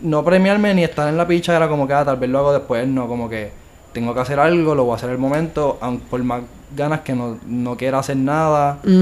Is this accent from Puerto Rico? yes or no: yes; Bayamón, Puerto Rico; also born or lived in Mayagüez; yo nací y pues me crié toda mi vida en Bayamón